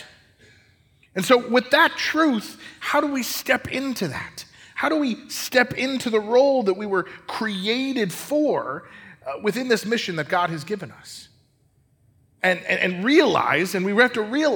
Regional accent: Colorado, United States; I grew up in Colorado

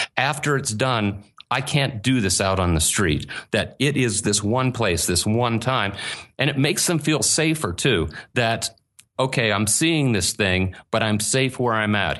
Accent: Pittsburgh, Pennsylvania, United States; accent: Pittsburgh dialect; moved away as an adult; now in Asheville, United States; I grew up in Pittsburgh

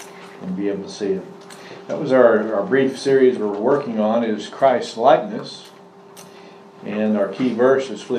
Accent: Iowa, United States; I was born in Iowa

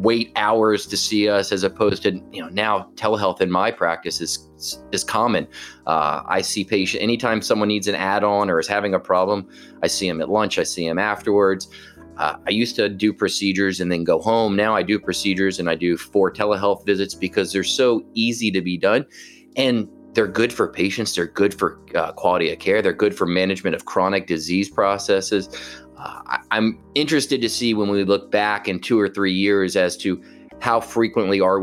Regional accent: Atlanta, Georgia, United States; I grew up here in Atlanta.

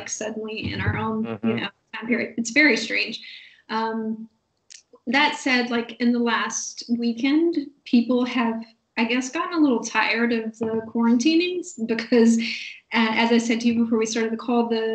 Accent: United States; moved away; I'm from the States

